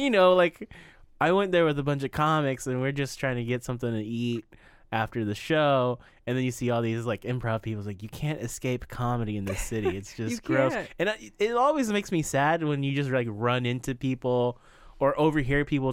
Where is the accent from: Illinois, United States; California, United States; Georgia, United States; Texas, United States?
California, United States; moved away; I'm from California.